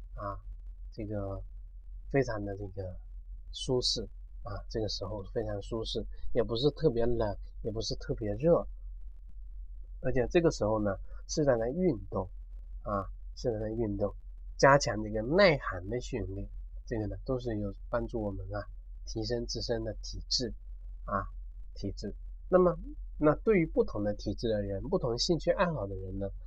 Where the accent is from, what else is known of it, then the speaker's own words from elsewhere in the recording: China; 我们中国人